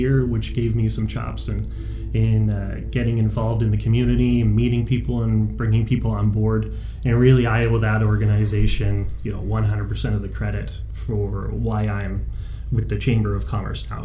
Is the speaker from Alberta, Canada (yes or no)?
yes; Calgary, Alberta, Canada; moved away as an adult; now in Vernon, Canada; I'm originally from Calgary